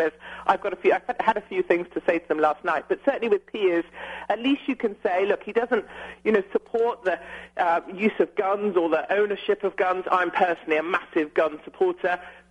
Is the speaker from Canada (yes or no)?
no; United Kingdom